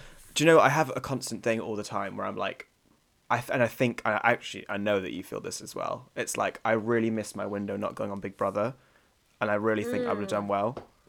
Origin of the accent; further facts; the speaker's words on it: Bristol, South West England, United Kingdom; born there; Bristol on my passport, but I've only technically lived there for 6 months as an infant baby